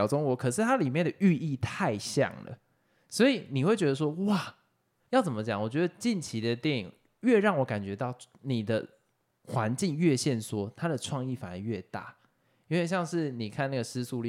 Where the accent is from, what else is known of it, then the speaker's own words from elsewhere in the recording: Taiwan; 可是身为台湾人，我看得很爽。我觉得很多的部分是因为身为台湾人，我们看得很开心。